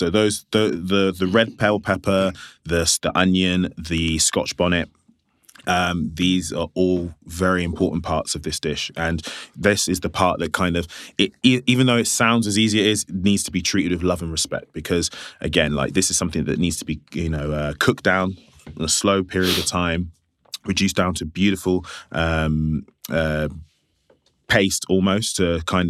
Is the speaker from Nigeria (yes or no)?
yes; Nigeria; This is something that we Nigerians own, not even just Nigerians, but Ghanaians, West Africans own this on our sleeve.